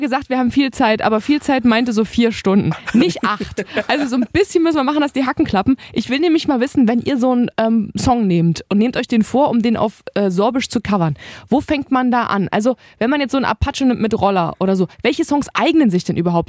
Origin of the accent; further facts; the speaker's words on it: Halle, Saxony-Anhalt, Germany; ich komme aus Heide Nord. Das ist hier in Halle eine Plattenbausiedlung